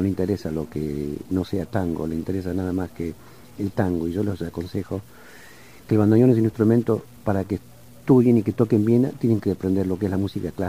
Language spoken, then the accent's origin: Spanish; New York, United States; also born or lived in Argentina; Yo creo que en parte todo esto se debe a que yo tengo 14 años de New York y me crié en New York.